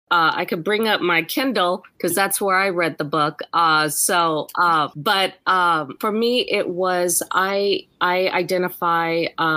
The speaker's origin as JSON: {"language": "English", "country": "Puerto Rico", "tie": "born there", "said": "So I was born in Puerto Rico. My parents were in the service. And so I was born in Puerto Rico."}